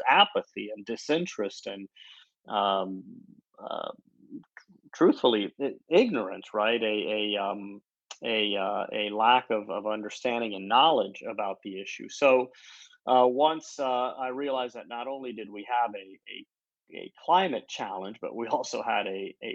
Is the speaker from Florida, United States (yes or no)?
yes; Florida, United States; growing up in Florida